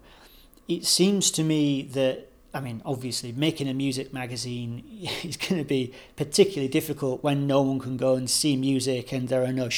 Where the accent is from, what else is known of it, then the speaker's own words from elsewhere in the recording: Hull, Yorkshire and the Humber, United Kingdom; I'm from Hull